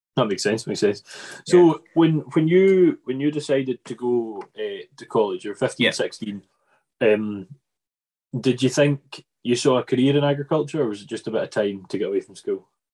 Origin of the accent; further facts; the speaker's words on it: Arran, Scotland, United Kingdom; also born or lived in Ayrshire; we're from Arran, which is heavily beef and sheep